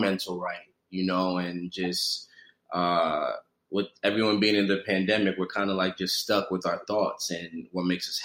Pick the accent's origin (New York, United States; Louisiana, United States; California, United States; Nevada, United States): New York, United States; New York City; I'm from New York City. You know, I'm from Brooklyn, New York